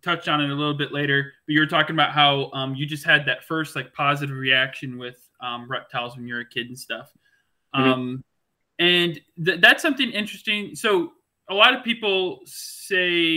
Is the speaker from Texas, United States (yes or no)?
no; Georgia, United States; I'm from Georgia originally